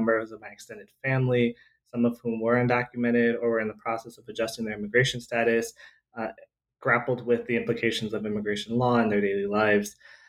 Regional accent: California, United States; Grew up in Southern California. I was born and raised in Southern California.

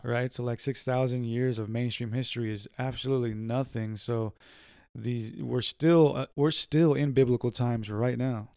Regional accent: San Diego, California, United States; we're from San Diego

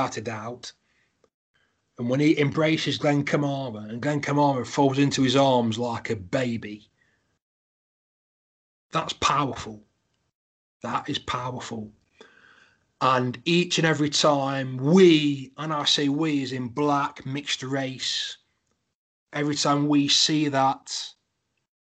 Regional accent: Derby, East Midlands, United Kingdom; I'm from Derby

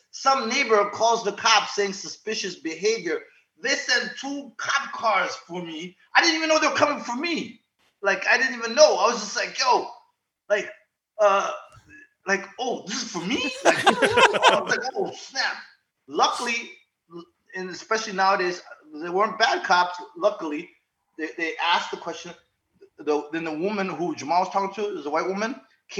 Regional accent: DR Congo; born there; So I was born in Zaire, uh-huh. and then which is now called the Congo. I'm actually from Rwanda. My family's Rwandese, right?

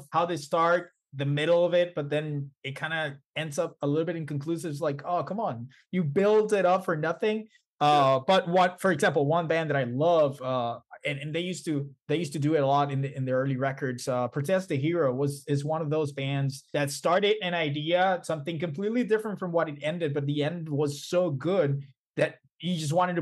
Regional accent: Puerto Rico; I'm from Puerto Rico

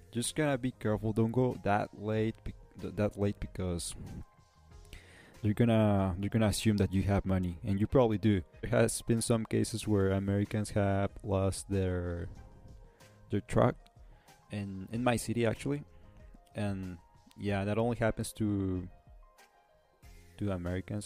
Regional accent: Nuevo Laredo, Tamaulipas, Mexico; I'm from Mexico. I grew up in Mexico and I still live in Mexico in a small city called Nuevo Laredo.

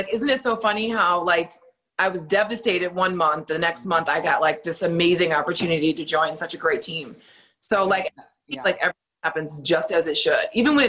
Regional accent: Germany; Well, I came from Germany.

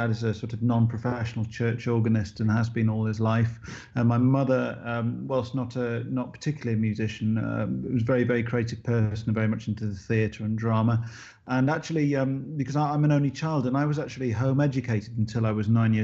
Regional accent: United Kingdom; grown up here and to be part of this sort of, you know, part of this country

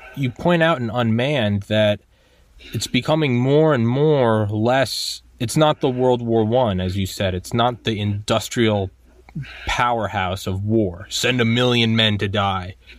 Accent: United States; as an American.

